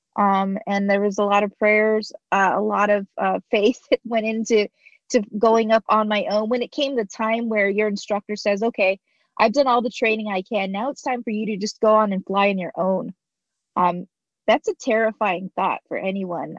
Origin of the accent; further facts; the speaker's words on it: Arizona, United States; I was born here in America, you know, right in Arizona where I'm I've been here homegrown, been here my whole life